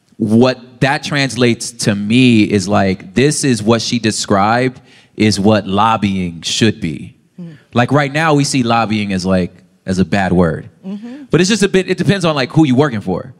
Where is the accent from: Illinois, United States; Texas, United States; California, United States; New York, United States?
California, United States; Los Angeles; I'm just from South Central